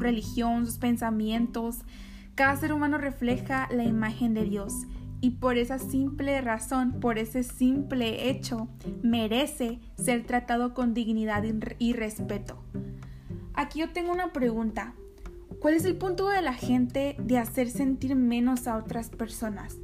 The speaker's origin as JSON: {"language": "Spanish", "country": "Mexico", "also_born_or_lived": "Nogales, Sonora", "said": "yo soy mexicana"}